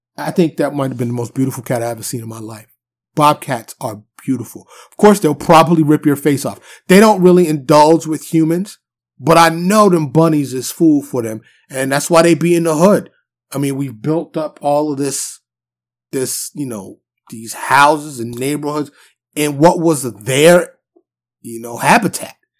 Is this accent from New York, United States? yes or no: yes; New York City, New York, United States; now in Texas, United States; born and raised in New York City, mostly Harlem and the Bronx